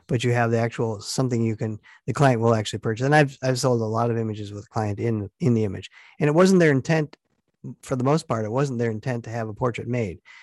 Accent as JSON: {"language": "English", "town": "Stevens Point", "region": "Wisconsin", "country": "United States", "tie": "born or raised there"}